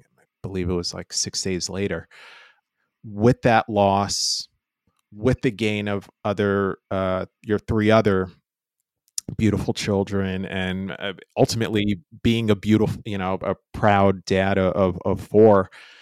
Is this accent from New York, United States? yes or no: yes; New York, United States; moved away as an adult; now in Los Angeles, United States; I was born and raised in New York and the surrounding East Coast